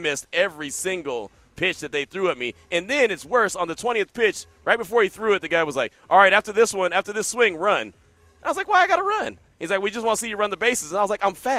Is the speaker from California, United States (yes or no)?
yes; the Bay Area, California, United States; growing up in the Bay